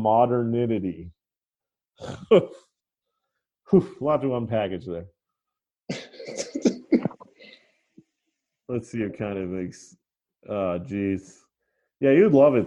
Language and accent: English; Massachusetts, United States; we're both from Massachusetts